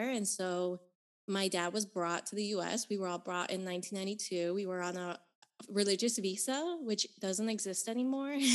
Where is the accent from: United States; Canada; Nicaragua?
Nicaragua; Managua; So, I was born in Nicaragua. In the capital of my country is called Managua, and I was born in 1985